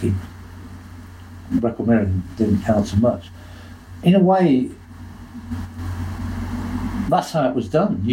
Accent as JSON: {"language": "English", "country": "United Kingdom", "said": "I'm a Southerner"}